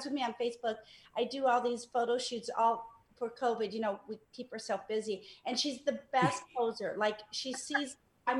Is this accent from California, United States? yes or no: yes; Los Angeles, California, United States; I grew up in Mar Vista.